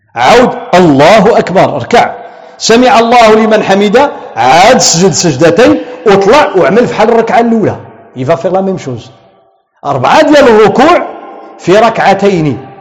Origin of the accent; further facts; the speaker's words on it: Tangier, Tanger-Tetouan-Al Hoceima, Morocco; عندنا في طنجة